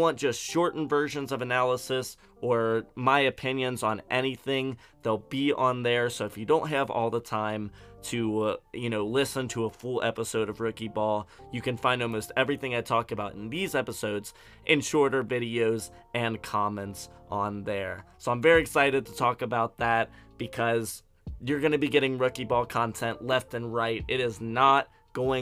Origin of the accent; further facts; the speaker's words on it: Cincinnati, Ohio, United States; moved away; I'm from Cincinnati, don't live there anymore, but I still root for them